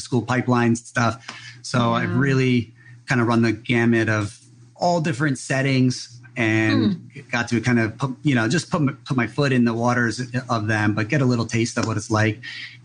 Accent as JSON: {"language": "English", "region": "New Jersey", "country": "United States", "tie": "born or raised there", "moved": "yes", "lives_now": "Big Island of Hawaii, United States", "said": "I grew up in New Jersey."}